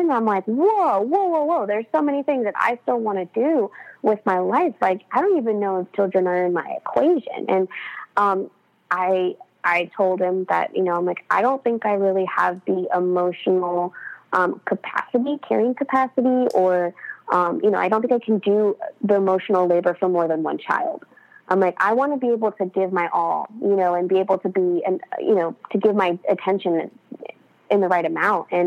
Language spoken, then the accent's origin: English; California, United States; accent: Californian; Do so, I have a Californian accent?